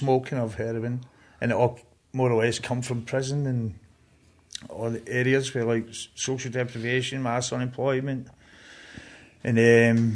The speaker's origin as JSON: {"language": "English", "town": "Glasgow", "region": "Scotland", "country": "United Kingdom", "tie": "born or raised there", "accent": "Glasgow", "said": "I grew up in Ballanock, which is in the East End, part of the Easter House estate"}